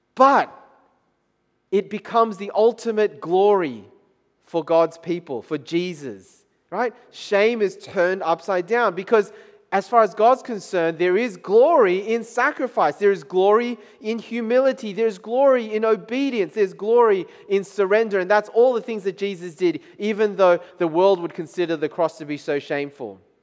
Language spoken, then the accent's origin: English; Taiwan; moved away; in Taiwan, country of my, my home country